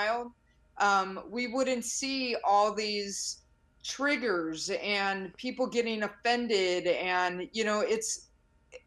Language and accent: English; Chicago, Illinois, United States; I grew up in the South Side of Chicago, single parent on food stamps